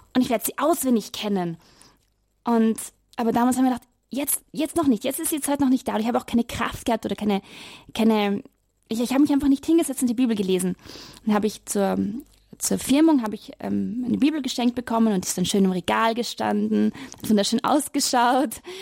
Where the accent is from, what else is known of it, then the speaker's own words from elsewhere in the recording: Vienna, Austria; moved away; Also ich komme aus Wien und ich habe in die letzten Jahre dort in Wien studiert